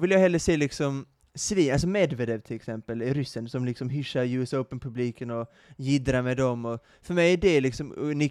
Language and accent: Swedish; Uppsala, Uppsala County, Sweden; hemma i Uppsala.